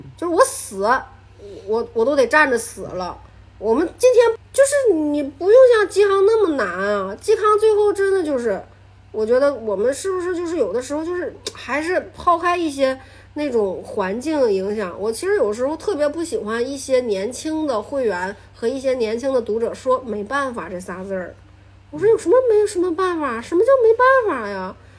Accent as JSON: {"language": "Chinese", "region": "Shandong", "country": "China", "also_born_or_lived": "Beijing", "moved": "yes", "lives_now": "Northeast China", "said": "我在东北，我是一个山东人"}